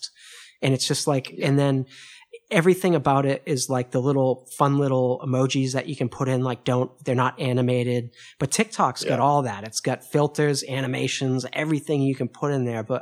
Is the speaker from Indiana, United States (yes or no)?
no; Boston, Massachusetts, United States; now in Paris, France; I'm from Boston initially, in Boston, here in Paris